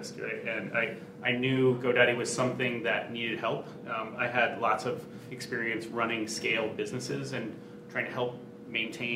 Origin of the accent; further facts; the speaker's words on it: Silicon Valley, California, United States; I grew up in Silicon Valley